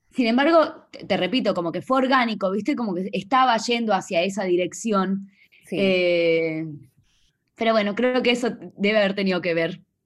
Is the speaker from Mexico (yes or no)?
no; Salta, Argentina; moved away; Yo soy eh, del, de Salta, del norte de Argentina